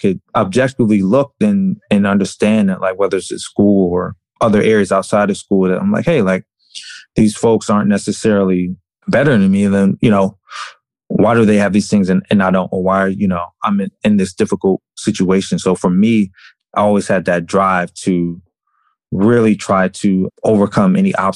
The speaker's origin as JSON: {"language": "English", "region": "Maryland", "country": "United States", "tie": "born or raised there", "also_born_or_lived": "Syracuse, New York / New York City", "moved": "as an adult", "said": "I was actually born in Syracuse, New York, but I grew up in Maryland"}